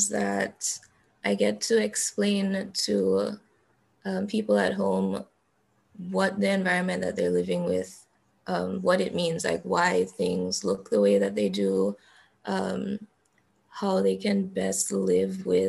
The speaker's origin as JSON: {"language": "English", "country": "Dominica", "tie": "born or raised there", "said": "I'm from Dominica, the nature island of the Caribbean."}